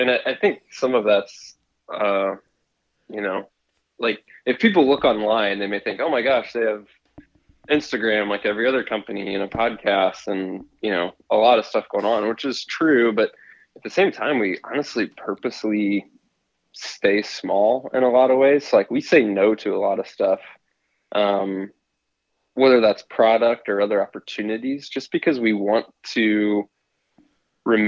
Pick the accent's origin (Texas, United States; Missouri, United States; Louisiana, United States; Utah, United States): Missouri, United States; I grew up, born and raised in the Midwest in Missouri